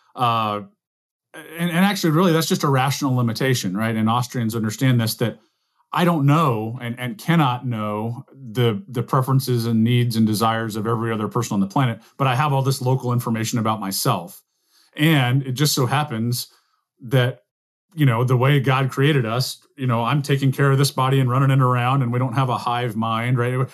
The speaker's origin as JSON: {"language": "English", "region": "the American South", "country": "United States", "said": "as a Southerner"}